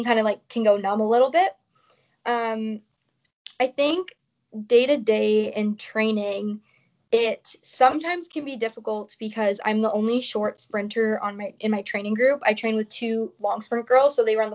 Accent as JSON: {"language": "English", "country": "Canada", "said": "being Canadian"}